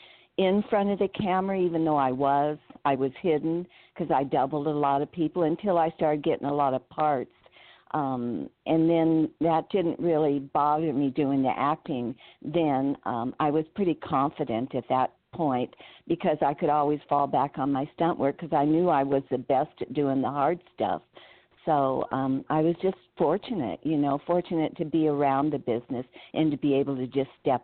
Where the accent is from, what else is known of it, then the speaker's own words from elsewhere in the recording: Burbank, California, United States; I'm from Burbank, California. So I lived right down the street from Warner Brothers